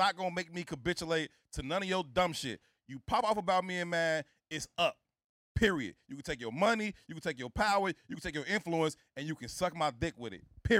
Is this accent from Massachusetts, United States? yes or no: no; Chicago, Illinois, United States; I'm from the South Side of Chicago. I don't come from, you know, this extravagant, luxurious lifestyle.